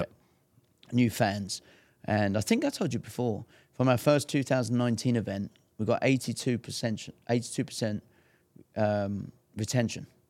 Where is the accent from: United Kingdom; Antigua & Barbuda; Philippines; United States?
United Kingdom; England; I'm English too.